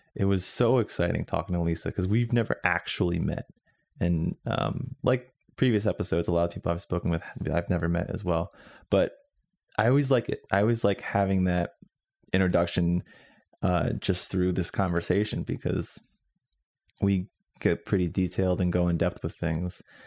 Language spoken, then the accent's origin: English; Northwestern New Jersey, United States; now in Chicago, United States; I'm originally from Northwestern New Jersey